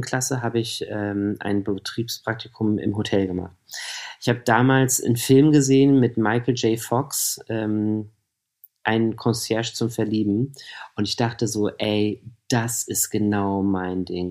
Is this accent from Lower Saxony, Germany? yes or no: yes; Hanover, Lower Saxony, Germany; moved away as an adult; now in Berlin, Germany; Ich komme aus Hannover, genau. Ich habe in Hannover gewohnt